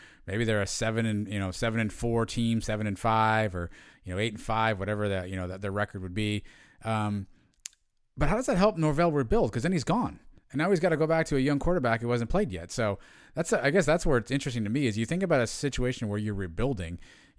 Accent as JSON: {"language": "English", "region": "South Florida", "country": "United States", "tie": "born or raised there", "said": "I grew up in South Florida."}